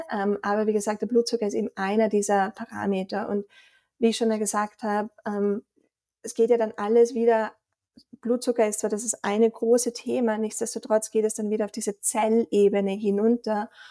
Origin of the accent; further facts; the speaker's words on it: Austria; accent: Austrian; also born or lived in Vienna / Boston; unschwer, glaube ich, auch an meinem Dialekt zu erkennen, komme ich aus Österreich